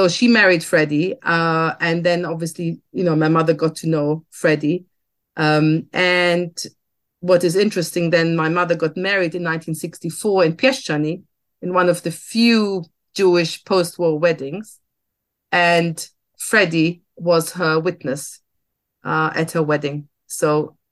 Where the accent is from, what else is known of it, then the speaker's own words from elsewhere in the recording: Germany; I grew up in Germany as a daughter of two survivors because my parents emigrated to Germany in the 60s